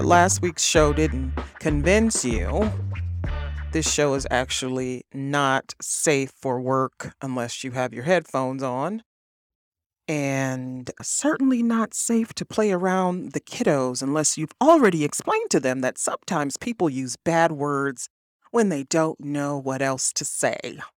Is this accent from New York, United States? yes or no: no; East Cleveland, Ohio, United States; I was raised in East Cleveland, Ohio. I was born in Cleveland.